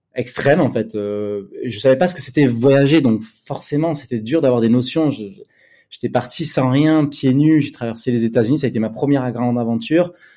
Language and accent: French; Bordeaux, Nouvelle-Aquitaine, France; also born or lived in Paris; je suis retourné à Bordeaux, ma ville natale.